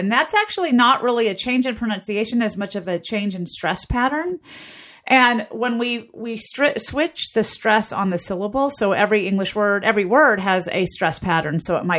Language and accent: English; Southern US, United States; I grew up in the South, and we would say police, police.